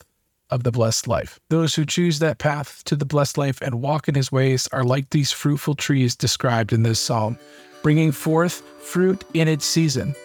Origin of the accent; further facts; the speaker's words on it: Michigan, United States; Being born and raised in Michigan